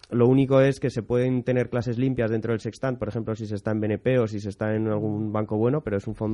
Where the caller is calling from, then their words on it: Madrid, Community of Madrid, Spain; Hola, buenos días. … de Madrid.